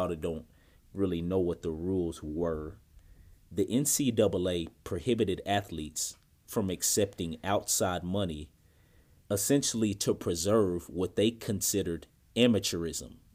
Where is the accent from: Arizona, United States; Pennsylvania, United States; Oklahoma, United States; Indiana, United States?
Indiana, United States; Indianapolis; moved away; my hometown of Indianapolis, Indiana